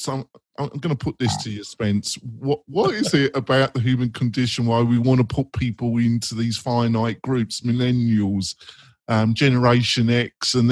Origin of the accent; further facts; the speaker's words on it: London, United Kingdom; I'm a geezer from North London